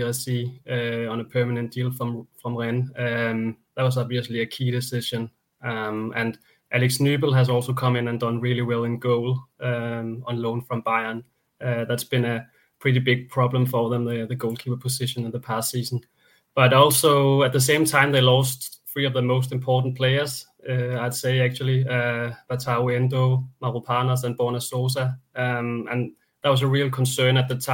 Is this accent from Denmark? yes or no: yes; Denmark; Very close to the border, of course, with me growing up in Denmark